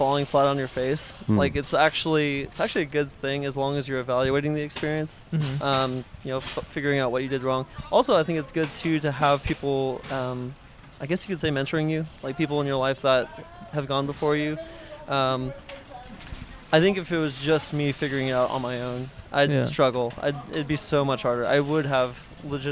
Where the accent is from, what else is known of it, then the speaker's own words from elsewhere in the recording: Pasadena, California, United States; I've lived in Pasadena pretty much my whole life.